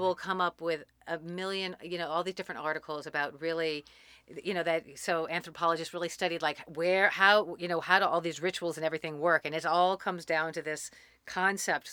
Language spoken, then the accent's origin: English; New Orleans, Louisiana, United States; moved away as an adult; also born or lived in Boulder / Germany / San Francisco / Mexico; I grew up in New Orleans, and then I joined the Army after graduating from college